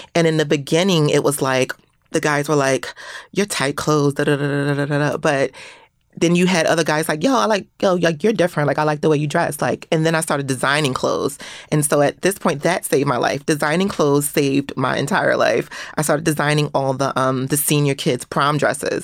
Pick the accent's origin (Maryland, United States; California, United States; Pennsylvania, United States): Pennsylvania, United States; Philadelphia; growing up in Philadelphia around that time period